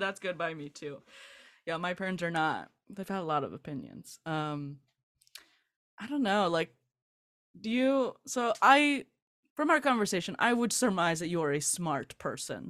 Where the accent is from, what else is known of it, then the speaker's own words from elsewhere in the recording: Southern California, United States; I grew up in Southern California.